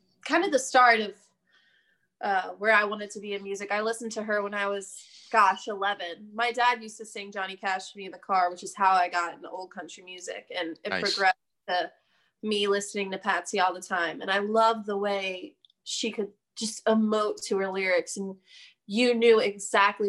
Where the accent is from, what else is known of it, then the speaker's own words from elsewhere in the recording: Levittown, Pennsylvania, United States; now in Nashville, United States; I grew up in Pennsylvania in a little town called Levittown, super blue collar